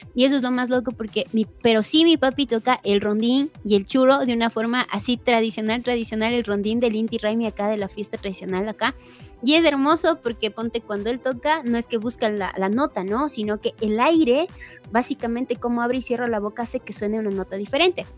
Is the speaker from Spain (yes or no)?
no; Cotacachi, Imbabura, Ecuador; cuando yo nací aquí en Cotacachi, yo soy de Cotacachi, eh, de, la provincia de Imbabura, la ciudad de Cotacachi, en Ecuador